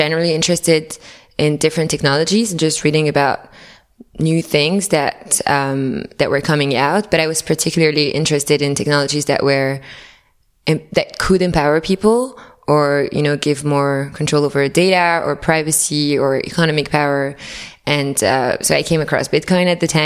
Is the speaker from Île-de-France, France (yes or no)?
yes; Paris, Île-de-France, France; moved away; also born or lived in New York; I was living in New York, but I'm originally from Paris.